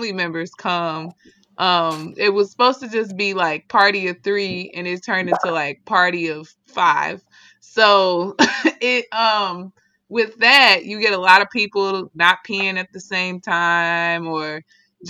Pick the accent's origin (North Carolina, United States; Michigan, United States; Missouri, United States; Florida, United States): Missouri, United States; St. Louis; moved away as an adult; now in Washington, D.C., United States; I moved beginning of August from my hometown, St. Louis